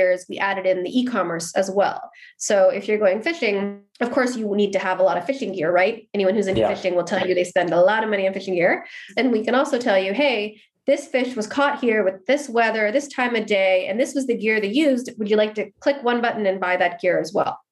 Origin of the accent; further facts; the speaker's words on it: Seattle, Washington, United States; moved away as an adult; also born or lived in Berlin, Germany / Canada; now in Stockholm, Sweden; previously in Seattle, where I'm from, also working at a digital agency